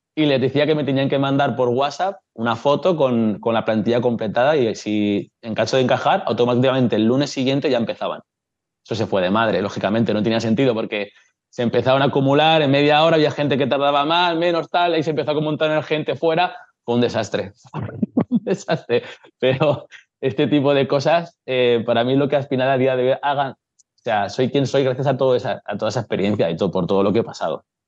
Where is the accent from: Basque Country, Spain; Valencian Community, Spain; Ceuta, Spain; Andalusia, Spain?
Valencian Community, Spain; Castellón de la Plana; soy de Castellón de toda la vida